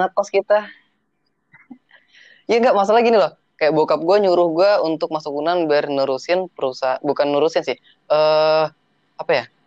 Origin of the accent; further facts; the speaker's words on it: South Tangerang, Banten, Indonesia; moved away as an adult; now in Padang, Indonesia; gue rumah gue di Melati di BSD